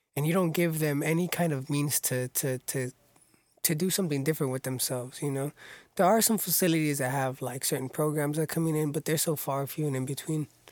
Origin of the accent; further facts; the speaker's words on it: Orange County, California, United States; born and raised in Orange County.